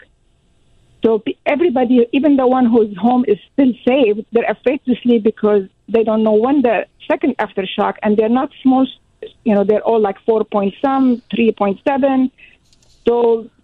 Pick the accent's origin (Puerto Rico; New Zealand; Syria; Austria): Syria; moved away as an adult; also born or lived in Washington, D.C., United States; now in Sioux Falls, United States; I am an immigrant. I came from Syria. I went to school in America